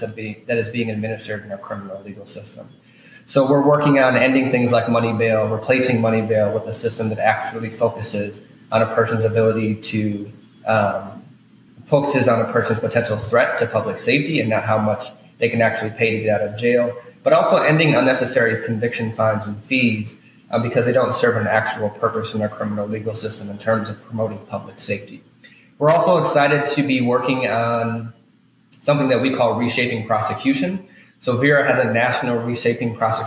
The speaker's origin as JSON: {"language": "English", "town": "Milwaukee", "region": "Wisconsin", "country": "United States", "tie": "born or raised there", "also_born_or_lived": "Minnesota / New York / New Jersey", "moved": "as an adult", "lives_now": "New Orleans, United States", "said": "I grew up in Milwaukee, Wisconsin"}